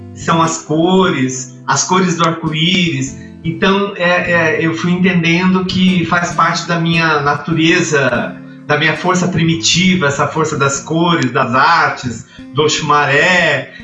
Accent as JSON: {"language": "Portuguese", "town": "Itajubá", "region": "Minas Gerais", "country": "Brazil", "tie": "born or raised there", "also_born_or_lived": "São Paulo", "moved": "yes", "said": "tive um programa de rádio na rádio lá da minha terra, Itajubá"}